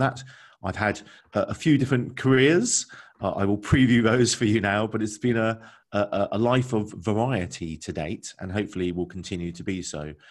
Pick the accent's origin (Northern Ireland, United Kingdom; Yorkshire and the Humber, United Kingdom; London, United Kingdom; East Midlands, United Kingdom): London, United Kingdom; moved away as an adult; now in Bristol, United Kingdom; I grew up in London.